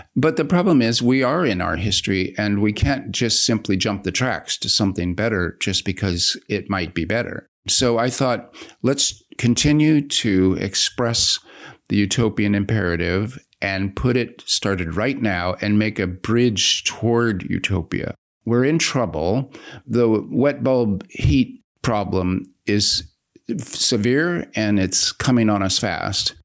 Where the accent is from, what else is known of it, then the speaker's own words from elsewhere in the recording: United States; being an American leftist